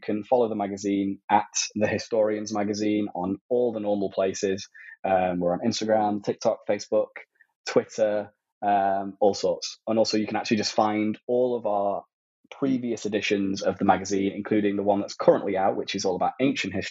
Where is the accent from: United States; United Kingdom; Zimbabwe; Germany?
United Kingdom; England; As an Englishman